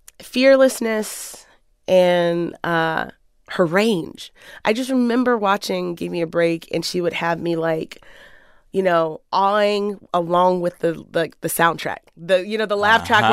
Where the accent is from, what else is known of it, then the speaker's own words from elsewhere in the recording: Waldorf, Maryland, United States; mostly I feel like wherever you go to prom is like where you're from. that for me, that was Maryland, Southern Maryland, and Waldorf.